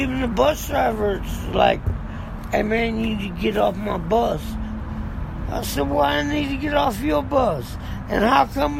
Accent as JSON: {"language": "English", "region": "South Carolina", "country": "United States", "said": "I'm from South Carolina, so I'm trying to get back down south"}